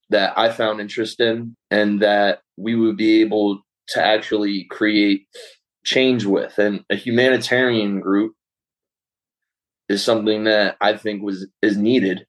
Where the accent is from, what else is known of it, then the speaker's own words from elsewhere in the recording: Philadelphia, Pennsylvania, United States; I'm from Philadelphia, Pennsylvania